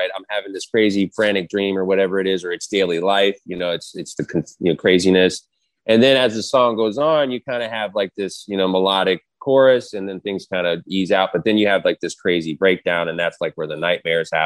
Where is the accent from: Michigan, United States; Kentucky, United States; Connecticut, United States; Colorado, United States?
Colorado, United States; Denver; moved away; I was born in Denver.